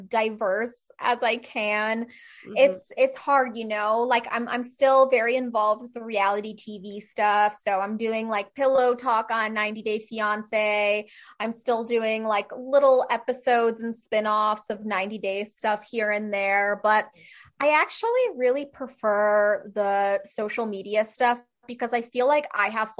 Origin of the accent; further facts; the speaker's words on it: Czechia; I'm from Czech Republic and they're very traditional people